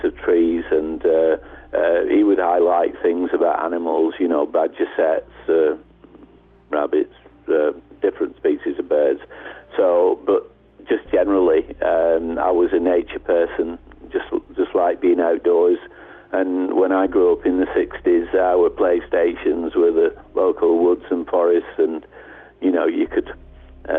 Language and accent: English; England, United Kingdom; also born or lived in United States; I'm from England and have lived here most of my life.